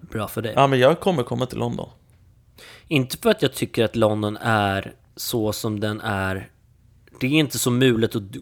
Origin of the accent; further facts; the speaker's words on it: Sweden; att vi är svenskar